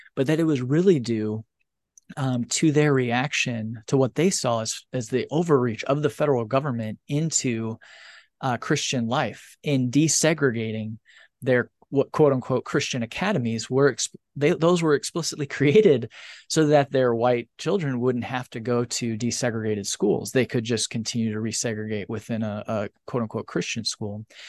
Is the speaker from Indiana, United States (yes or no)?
yes; northern Indiana, United States; moved away; having grown up in a very religious area of the country in northern Indiana